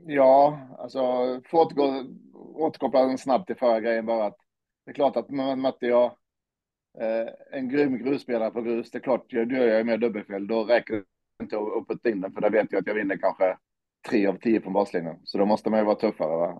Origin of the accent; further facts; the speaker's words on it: Olofström, Blekinge, Sweden; jag växte upp i Olofström